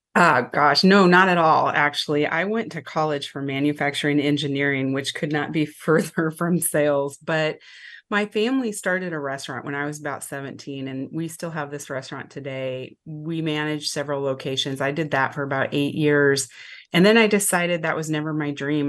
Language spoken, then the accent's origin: English; Lincoln, Nebraska, United States; also born or lived in Omaha, Nebraska; I actually grew up down the road from Omaha and Lincoln, Nebraska, so I've been a mid, Midwest girl my whole life.